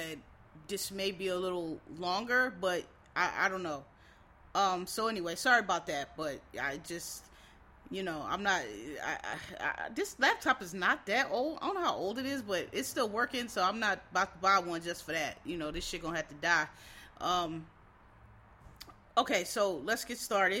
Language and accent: English; Philadelphia, Pennsylvania, United States; I'm from Philly, so it's a little different